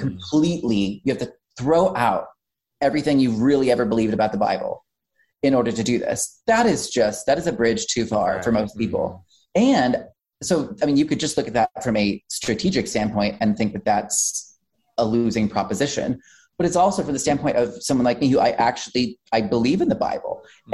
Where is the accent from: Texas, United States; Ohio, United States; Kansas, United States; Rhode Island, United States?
Kansas, United States; Wichita; I was born and raised in Wichita, Kansas